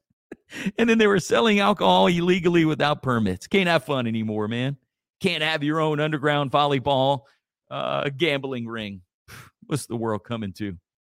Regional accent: Church Point, Louisiana, United States; my hometown of Churchpoint

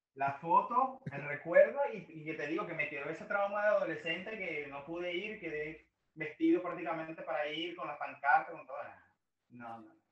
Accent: Maracay, Aragua, Venezuela; soy de Maracay, pero Valencia está a pocos minutos de Maracay

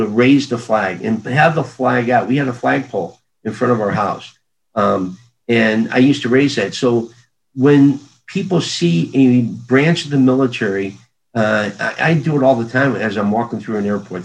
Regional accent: Krakow, Missouri, United States; growing up in Crockle, population of 50, dogs and cats included

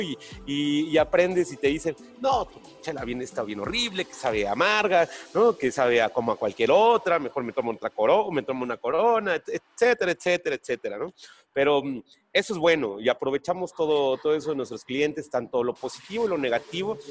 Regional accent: Oaxaca, Mexico; los empresarios somos oaxaqueños

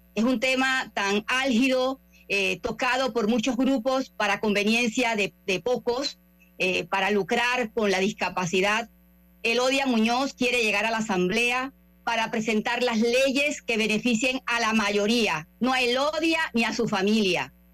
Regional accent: Panama; soy panameña

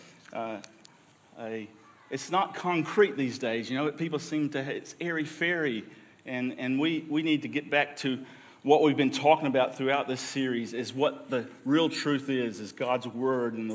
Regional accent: United States; also born or lived in Victoria, Australia; now in Australia; my home country, great America

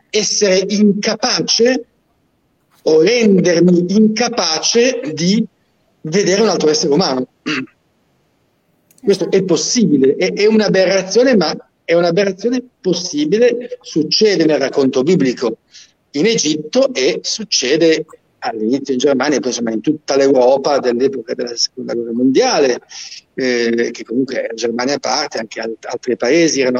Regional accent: Genoa, Liguria, Italy; Io sono genovese, sì.

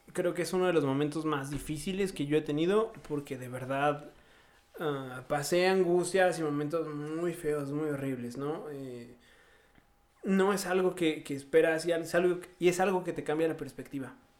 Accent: Mexico City, Mexico; moved away; also born or lived in Morelos, Mexico; ambos éramos de la Ciudad de México, emigrando a otro estado

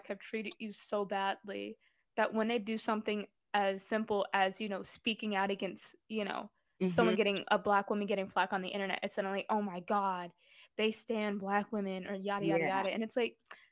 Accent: Baltimore, Maryland, United States; I grew up in Baltimore

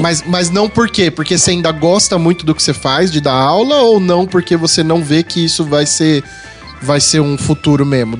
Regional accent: São Paulo, Brazil; Eu sou paulista

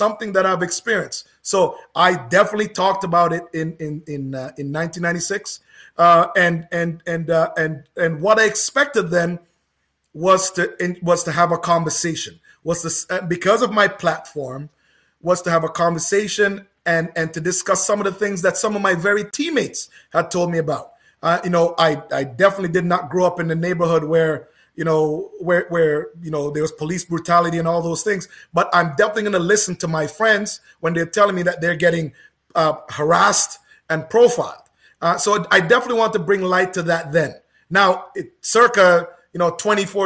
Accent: Oakville, Ontario, Canada; I grew up in Oakville

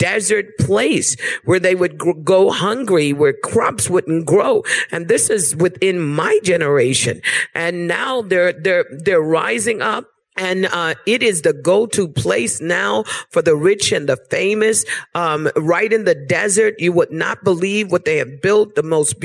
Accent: Bermuda; now in United States; I was born in Bermuda. I've been living in the United States of America for about 30 years. But I was born in Bermuda.

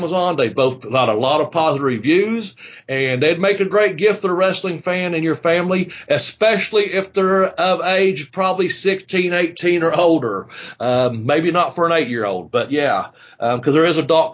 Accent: United States; here at my hometown, in the Boyd County community

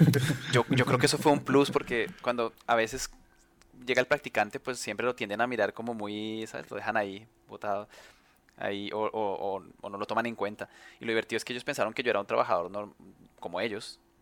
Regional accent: Colombia; now in Spain; aquí en España, que es donde conozco además de donde, de donde soy, que es Colombia

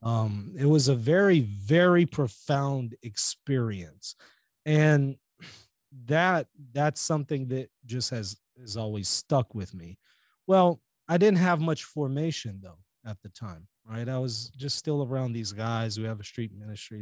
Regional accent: Louisiana, United States; also born or lived in Israel; I was born here in the United States in Louisiana

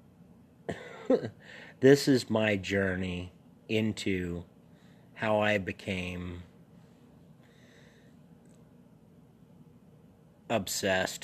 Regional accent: New England, United States; I'm from New England

